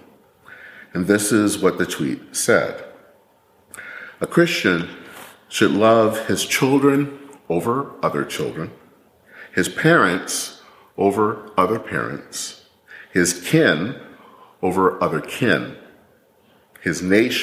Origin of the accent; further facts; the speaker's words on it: Michigan, United States; moved away; as a little kid back in Michigan, learning how to care for the flag in second grade